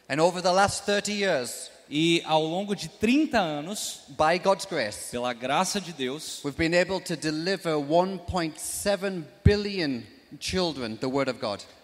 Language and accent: Portuguese; England, United Kingdom; Portuguese is a second language; now in United States; So even though it says I am from America, ah, mesmo que eu more nos Estados Unidos ou que eu seja dos Estados Unidos, I was born and raised in England. eu nasci e fui criado na Inglaterra.